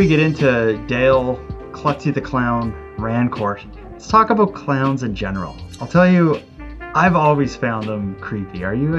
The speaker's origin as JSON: {"language": "English", "area": "Cape Breton", "region": "Nova Scotia", "country": "Canada", "tie": "born or raised there", "said": "my hometown clown. Fortunately, by the time Dale Rancourt began making appearances around Cape Breton Island"}